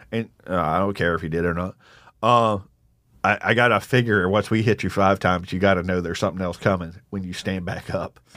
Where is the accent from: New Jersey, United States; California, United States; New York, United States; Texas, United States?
Texas, United States; Jasper; moved away; also born or lived in Eastern North Carolina; I grew up mostly in East Texas, but also Eastern North Carolina.